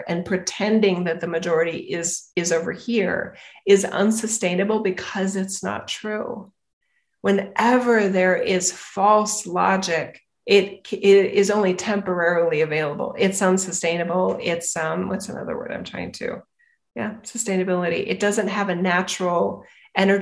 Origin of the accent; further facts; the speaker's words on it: United States; I am an American.